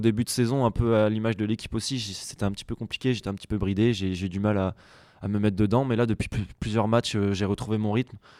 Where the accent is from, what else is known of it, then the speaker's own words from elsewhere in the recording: La Rochelle, Nouvelle-Aquitaine, France; also born or lived in Poitiers; now in Bordeaux, France; moi je suis originaire de La Rochelle, j'y étais jusqu'à mes 17 ans.